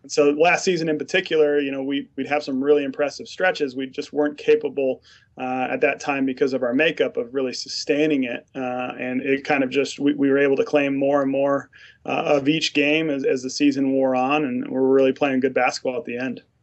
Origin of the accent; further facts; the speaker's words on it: Mountain West, United States; moved away as an adult; also born or lived in Utah / Midwest / Rochester; growing up in the Mountain West